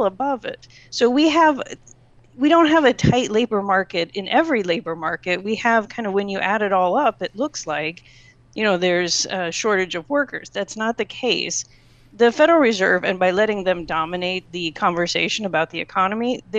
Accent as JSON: {"language": "English", "area": "the Midwest", "region": "Indiana", "country": "United States", "tie": "born or raised there", "moved": "yes", "said": "I grew up in the Midwest. The last thing my family wants to do in Indiana is move to New York City"}